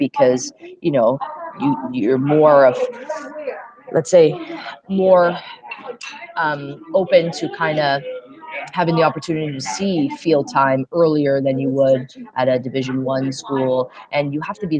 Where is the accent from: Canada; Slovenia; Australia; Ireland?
Canada; Ontario; moved away as an adult; also born or lived in England / United States; I came back to Canada